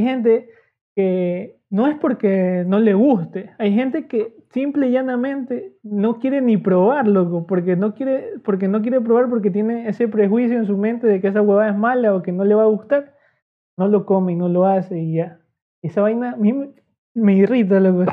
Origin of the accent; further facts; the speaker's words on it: Ecuadorian coast, Ecuador; solo somos aquí costeños